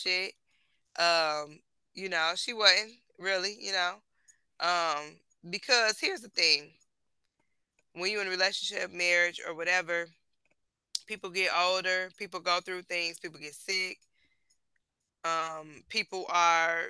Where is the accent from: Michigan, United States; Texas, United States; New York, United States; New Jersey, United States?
Michigan, United States; Detroit; I'm from Detroit